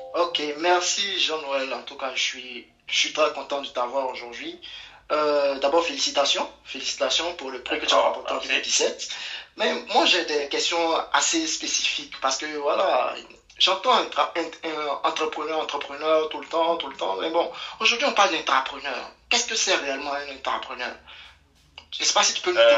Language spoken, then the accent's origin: French; Côte d’Ivoire; chez nous en Côte d'Ivoire